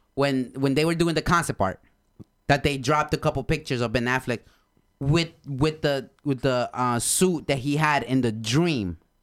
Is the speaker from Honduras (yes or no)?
yes; Honduras; English is a second language; moved away; I'm from Honduras, bro. I came here in two thousands